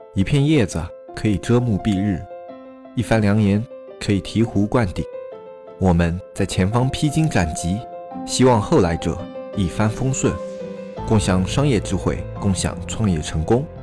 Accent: Meishan, Sichuan, China; 比如说拿我们四川做一个比方哈，那比如我的老家是眉山的

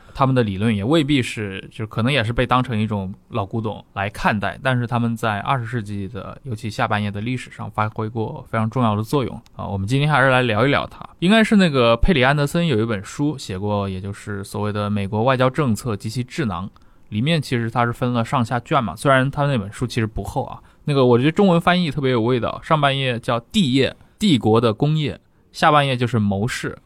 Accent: China

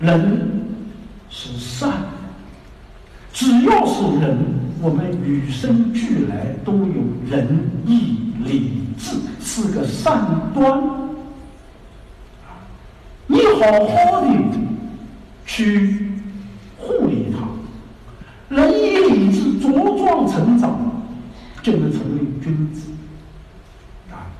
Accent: China; 我们中国人非常看重啊

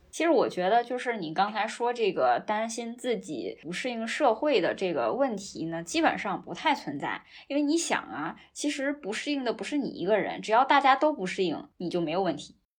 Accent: Northeast China, China; 作为一个东北人

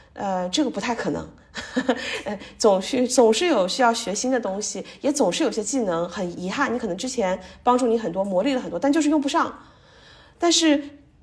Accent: China; 一直受中国教育长大的这个学生

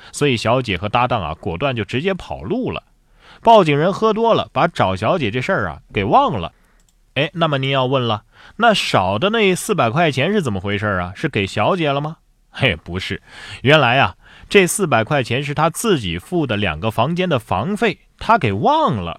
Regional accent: Shandong, China; 我们山东人还开挖掘机上学呢

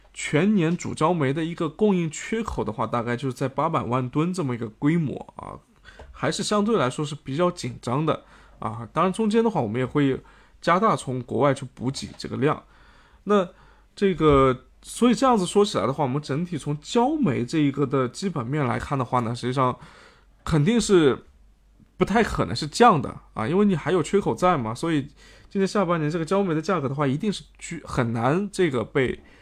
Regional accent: China; 我们国家

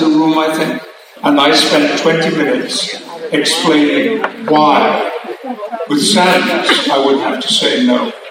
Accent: United Kingdom; I was described as unknown British Shakespearean actor.

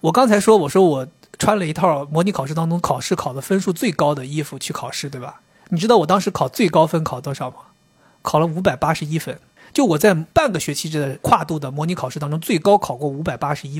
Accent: Beijing, China; 我我们说我是北京的。哦哦哦，北方是北方，北京是北京啊。

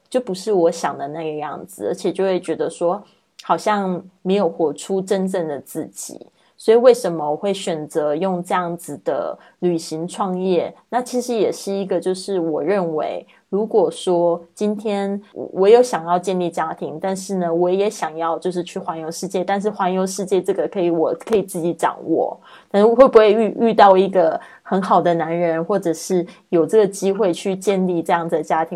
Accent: Taiwan; now in Spain; 来自台湾。五年前开始线上制作播客，环绕北半球两圈之后，我现在居住在西班牙，过着梦想中自由富足的生活

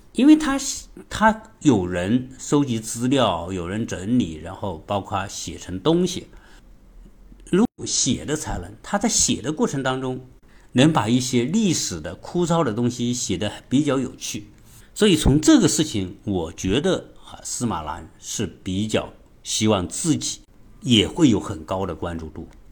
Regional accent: China; 我们中国人经常说的

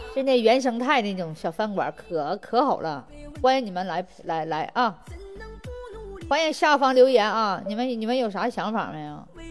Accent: Hegang, Heilongjiang, China; 我家呢，就是你们所谓的东北最穷的地方，鹤岗，房价最便宜的地方

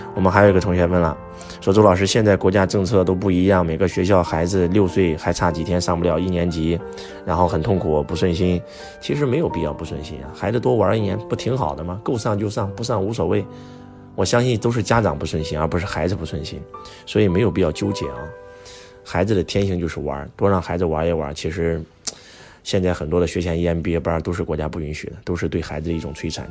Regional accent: China; 我们中国人讲中庸之道

